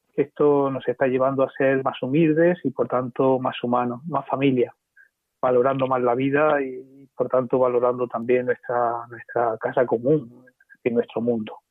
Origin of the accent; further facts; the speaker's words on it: Diocese of Cartagena, Region of Murcia, Spain; Me siento muy querido por mis paisanos y muy acogido por el presbiterio y por mi obispo. Yo pienso que el Papa Francisco me ha querido dar este regalo de poder iniciar el ministerio episcopal en mi tierra